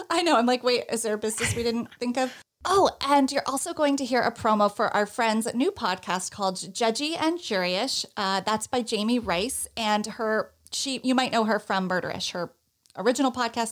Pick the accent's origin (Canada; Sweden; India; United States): United States; Northeast; I'm from the Northeast